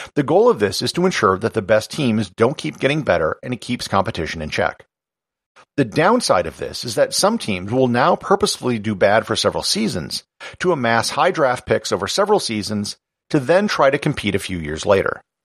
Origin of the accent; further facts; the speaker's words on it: United States; As an American